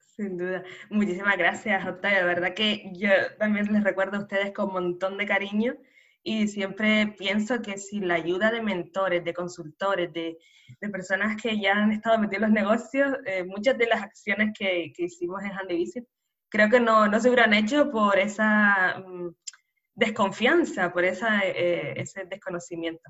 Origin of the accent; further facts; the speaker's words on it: Canary Islands, Spain; nacida en Canarias